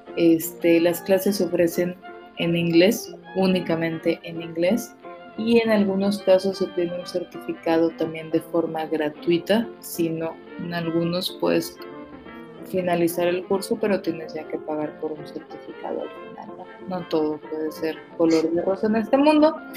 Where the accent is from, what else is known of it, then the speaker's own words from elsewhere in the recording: Mexico; como mexicanos